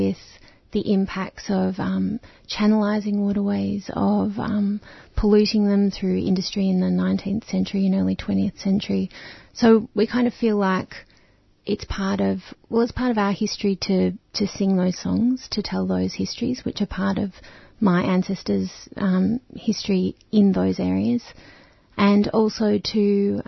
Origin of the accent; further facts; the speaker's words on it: Melbourne, Victoria, Australia; I was born in Naarm, Melbourne, in the 70s, and I was born next to the Birrung, and then I lived near the Birrung and the Maribyrnong through my kind of childhood